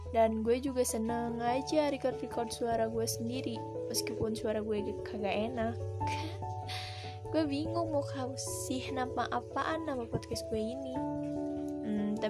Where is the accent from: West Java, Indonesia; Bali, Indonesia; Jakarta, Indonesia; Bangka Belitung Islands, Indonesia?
West Java, Indonesia; Bandung; born there; dan gue gak punya nama panjang gue lahir di Bandung pada 2004